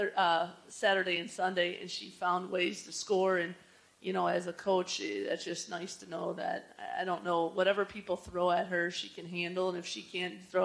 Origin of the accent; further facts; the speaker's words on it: Joliet, Illinois, United States; my hometown, Joliet. You know, I grew up